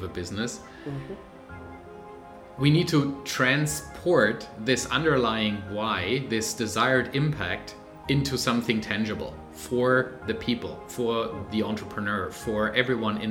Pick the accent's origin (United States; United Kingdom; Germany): Germany; moved away as an adult; now in Vancouver, Canada; I am originally from Germany, live with my family now in Canada, in Vancouver